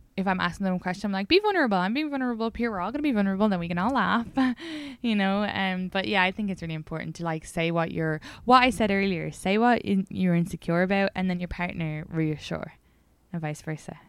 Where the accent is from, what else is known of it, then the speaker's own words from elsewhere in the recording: Ireland; just being Irish